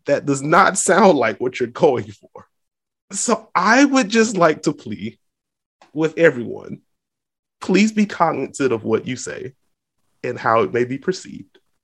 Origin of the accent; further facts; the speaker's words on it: the South, United States; from the South, so, like, fifty-five is cold